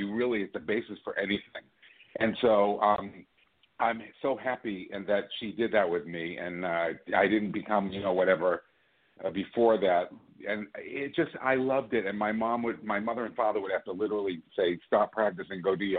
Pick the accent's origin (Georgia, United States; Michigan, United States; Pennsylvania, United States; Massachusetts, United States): Massachusetts, United States; Worcester; I was born in Worcester, Massachusetts